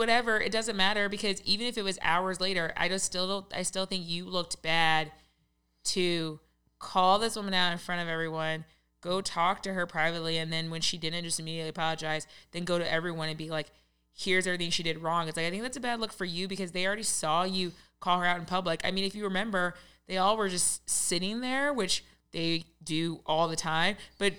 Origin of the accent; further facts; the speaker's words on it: Raleigh, North Carolina, United States; I'm from Raleigh. I'm a farmer, Southern guy.